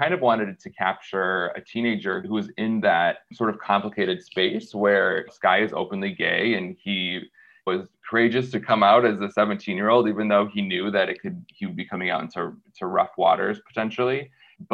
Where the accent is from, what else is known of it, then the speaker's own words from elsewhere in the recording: small town Michigan, United States; Growing up in the Rust Belt in small town Michigan